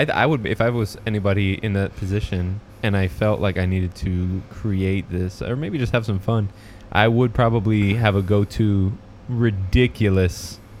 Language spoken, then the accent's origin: English; Michigan, United States; I'm from Michigan, and I.